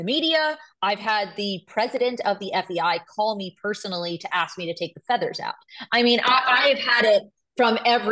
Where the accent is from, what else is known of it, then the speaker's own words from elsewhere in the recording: New York, United States; I'm a Jew from New York